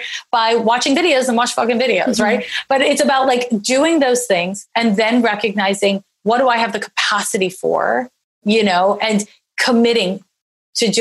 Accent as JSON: {"language": "English", "country": "Canada", "tie": "born or raised there", "moved": "yes", "lives_now": "Oakland, United States", "said": "I'm Canadian. So I grew up with medical insurance"}